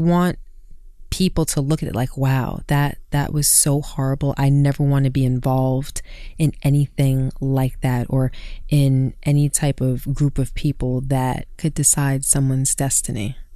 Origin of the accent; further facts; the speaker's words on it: New York City, New York, United States; growing up in Brooklyn